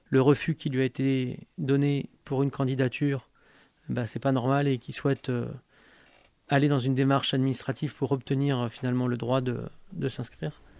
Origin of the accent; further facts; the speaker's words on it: Algeria; born there; also born or lived in Italy; Je suis né en Algérie. J'ai de la famille là-bas. Ma femme est algérienne, mes enfants sont algériens aussi. j'ai vécu comme étranger en Algérie, j'ai vécu comme étranger en Italie.